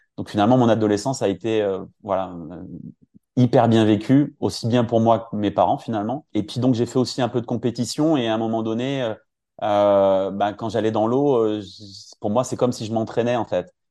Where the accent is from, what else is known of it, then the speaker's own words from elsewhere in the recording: Finistère, Monts d'Arrée, Brittany, France; je suis originaire du Finistère, dans les Monts d'Arrée